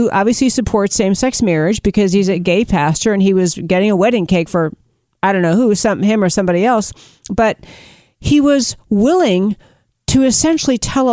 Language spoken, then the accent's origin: English; Schenectady, New York, United States; I grew up in Schenectady in upstate New York